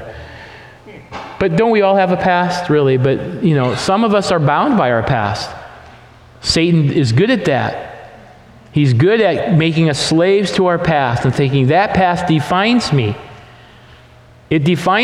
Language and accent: English; the Northwest, Pacific Northwest, United States; We're from the Northwest here